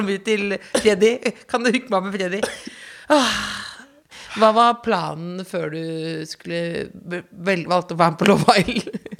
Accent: Jessheim, Akershus, Norway; Det er som at jeg er fra Jessheim

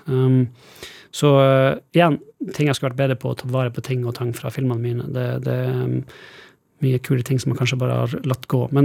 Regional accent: Northern Norway, Norway; Kanskje det at jeg kommer fra Nord-Norge, jeg vet ikke

